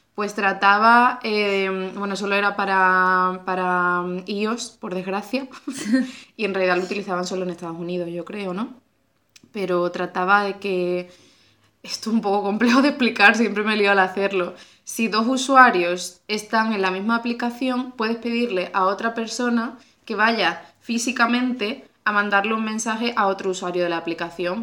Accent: Benalup, Andalusia, Spain; moved away as an adult; also born or lived in Algeciras / Cádiz / Seville / France; now in Madrid, Spain; luego me fui a un pueblo de la provincia de Cádiz que se llama Benalú, de allí estuve de los tres

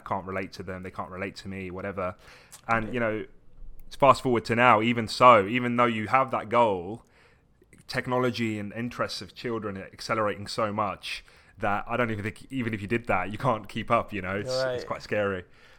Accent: Brighton, South East England, United Kingdom; also born or lived in Essex / Morocco / Tunisia; So I was born in Essex. And then I didn't really stay there too long. I lived in Morocco for a little bit, came back to the UK and then lived in Tunisia. And then I came to Brighton.

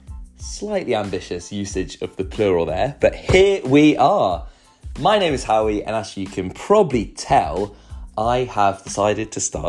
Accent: Luxembourg; now in Kennington, United Kingdom; I am British, but I grew up in Luxembourg. That is where my parents live and have lived for the last 25 years or so, and where I call home. Though I'm currently living in Kennington in South London.

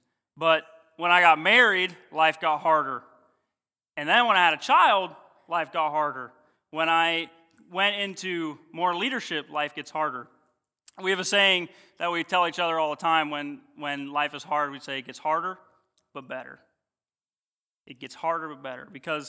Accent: Ohio, United States; I am originally from Ohio, came down to do GCBI, met my beautiful wife.

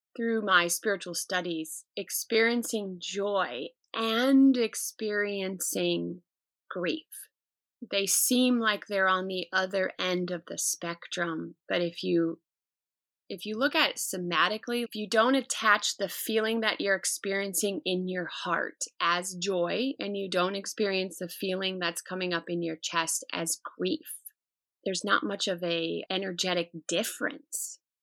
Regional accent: United States; as an American culture

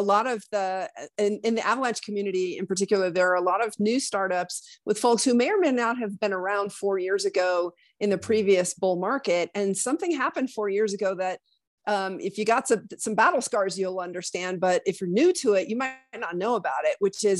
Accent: Laramie, Wyoming, United States; moved away; also born or lived in New York City area; I'm from Laramie

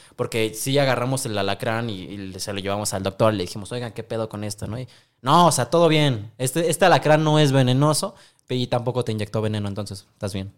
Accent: Mexico; todos los mexicanos

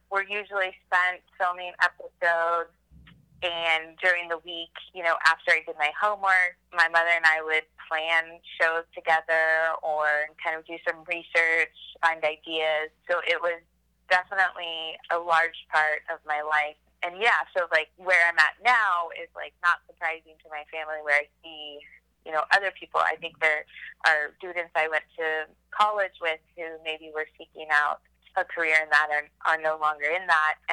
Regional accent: Austin, Texas, United States; also born or lived in San Antonio, Texas / New York City; Well, I grew up in Texas, was born in San Antonio. Uh, we moved to Austin when I was a baby, and I was raised here my whole life.

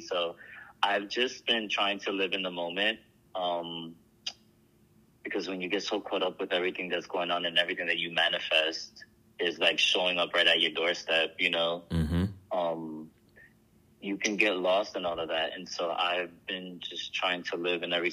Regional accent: New York City, New York, United States; I grew up in the Boogie Down Bronx

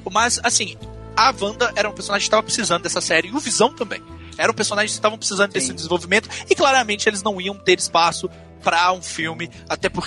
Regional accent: Belo Horizonte, Minas Gerais, Brazil; Eu sou de Belo Horizonte, Minas Gerais.

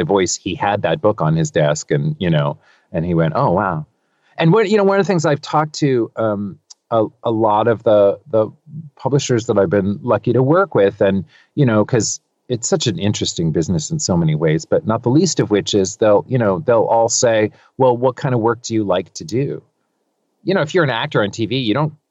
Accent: California, United States; I'm from California. I was born and raised here

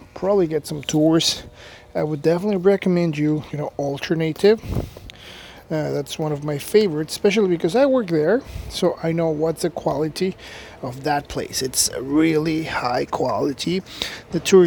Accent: Mexico City, Mexico; first language Spanish; English is a second language; moved away as an adult; also born or lived in Guadalajara; now in Canada; I'm originally from Mexico City. I lived there my whole life. I went to school, high school, college

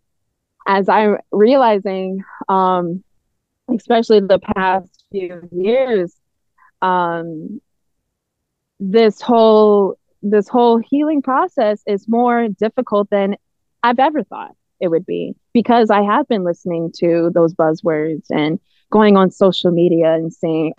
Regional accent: Naperville, Illinois, United States; I'm from Naperville

